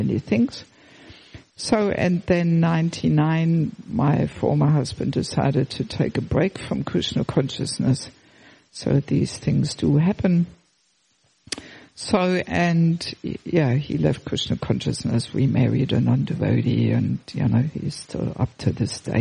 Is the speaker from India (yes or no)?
no; Germany; moved away; also born or lived in Australia; I'm originally from Germany, but I left Germany already in 1984.